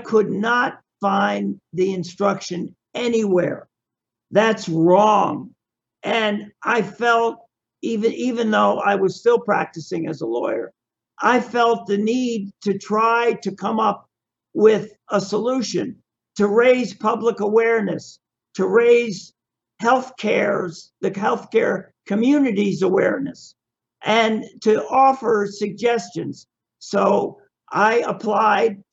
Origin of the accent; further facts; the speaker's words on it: Miami, Florida, United States; I was born in Miami, and this is my home.